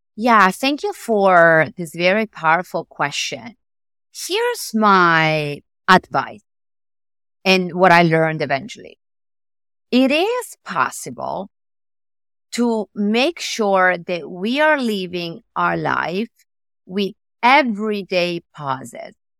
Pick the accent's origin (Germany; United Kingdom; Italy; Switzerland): Italy; accent: Italian; English is a second language; moved away as an adult; now in New York, United States; I moved from Italy, as you can say from my accent.